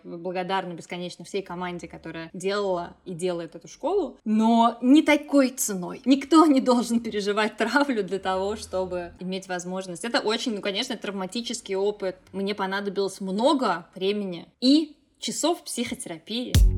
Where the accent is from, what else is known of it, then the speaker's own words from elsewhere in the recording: Moscow, Russia; лицей 1535 при ИСА МГУ в городе Москве. И я туда из Жулебина ездила на курсы подготовки